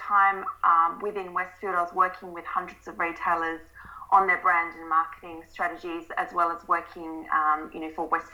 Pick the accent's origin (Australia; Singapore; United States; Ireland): Australia; Adelaide, South Australia; moved away as an adult; also born or lived in London; I'm originally from Adelaide.